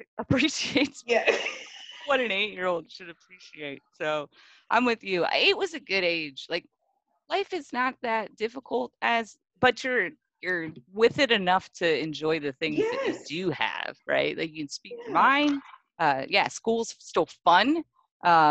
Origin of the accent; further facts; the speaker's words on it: Midwest, United States; I grew up in a Midwestern family that sugarcoats everything